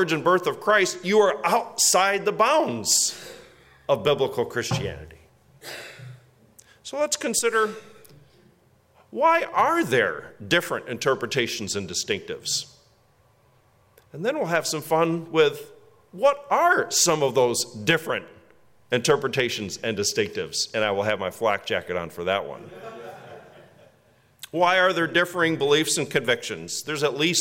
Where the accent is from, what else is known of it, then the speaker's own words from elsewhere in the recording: West Michigan, United States; now in Orwell, United States; I grew up in West Michigan